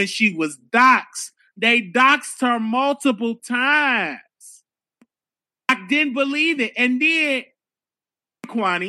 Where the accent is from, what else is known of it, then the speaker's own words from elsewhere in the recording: Chicago, Illinois, United States; I'm from Chicago